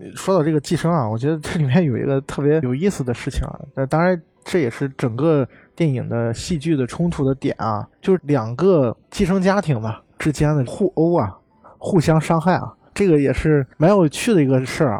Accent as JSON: {"language": "Chinese", "country": "China", "said": "对于我们中国人来说"}